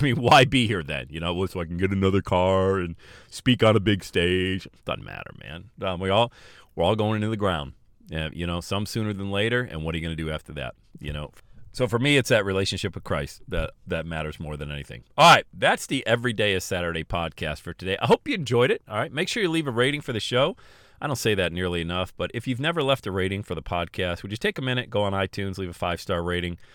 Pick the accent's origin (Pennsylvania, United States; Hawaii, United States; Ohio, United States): Pennsylvania, United States; Bradford; moved away; I was born and raised in Bradford, P